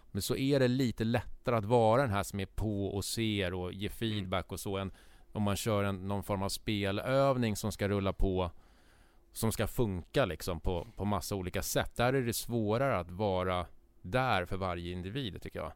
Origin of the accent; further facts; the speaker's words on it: Stockholm, Stockholm County, Sweden; vi som stockholmare